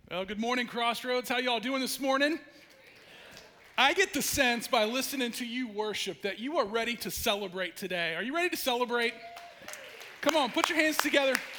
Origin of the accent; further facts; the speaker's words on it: Ashland, Ohio, United States; moved away as an adult; also born or lived in Idaho / Durango, Colorado; I actually was born and raised in Ashland